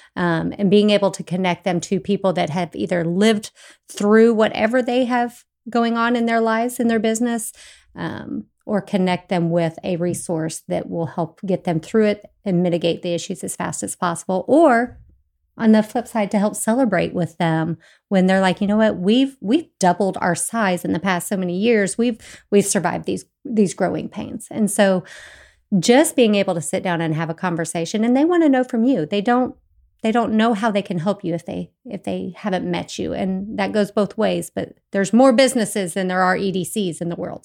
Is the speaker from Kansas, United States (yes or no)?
yes; Bergen, Kansas, United States; moved away as an adult; also born or lived in Fort Hays State University, Kansas; now in Tomball, United States; I am originally from Kansas, so I'm not native to Texas. Um, I grew up in a really small town, um, in Bergen, Kansas.